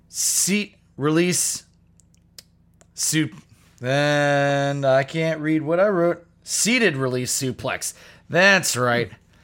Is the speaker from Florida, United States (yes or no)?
yes; Florida, United States; I'm from Florida. I have absolutely no feelings for you about your fucking humidity complaints.